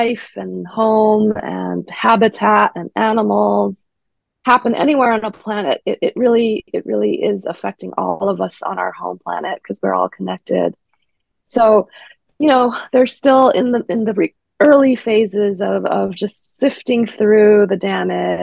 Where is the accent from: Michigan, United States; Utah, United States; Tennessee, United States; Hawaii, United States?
Hawaii, United States; Honolulu; moved away as an adult; now in Davis, United States; Born and raised in Honolulu, Hawaii